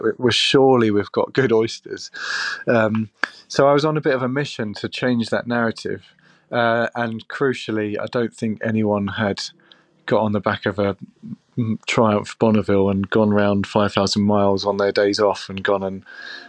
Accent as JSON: {"language": "English", "town": "Maldon", "region": "East of England", "country": "United Kingdom", "tie": "born or raised there", "moved": "as an adult", "lives_now": "London, United Kingdom", "said": "started in my hometown in Malden."}